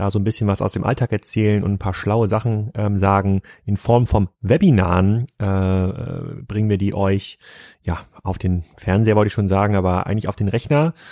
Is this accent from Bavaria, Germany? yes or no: yes; Lindau, Bavaria, Germany; Heute mal hier in meinem Heimatdorf Lindau.